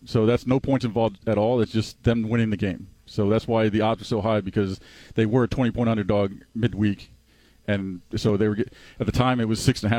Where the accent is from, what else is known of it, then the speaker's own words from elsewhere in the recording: Florida, United States; moved away; I was growing up in Florida.